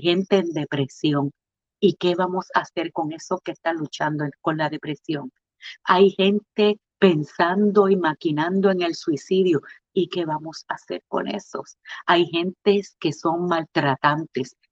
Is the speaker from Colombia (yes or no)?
no; Puerto Rico; como buenos puertorriqueños